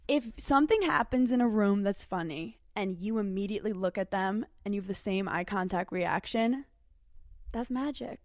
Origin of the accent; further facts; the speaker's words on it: New York City, New York, United States; I'm a girl from Brooklyn